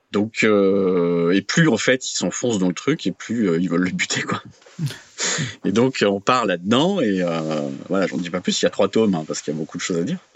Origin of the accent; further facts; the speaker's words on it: France; je suis français, je connais bien la France